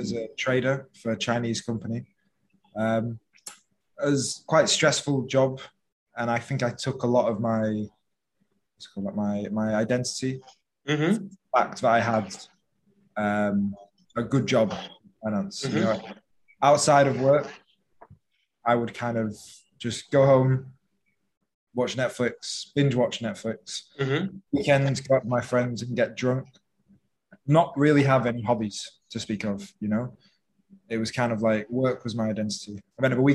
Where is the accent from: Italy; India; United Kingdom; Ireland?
United Kingdom; England; moved away as an adult; now in Phuket, Thailand; I'm from England, 26 years old, and right now I'm living in Thailand, Phuket